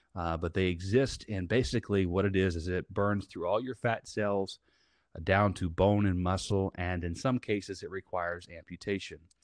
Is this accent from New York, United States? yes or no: no; Southern Indiana, United States; now in Tampa, United States; I am based out of Tampa, Florida, and I'm originally from Southern Indiana. and, uh, I grew up in the middle of a cornfield.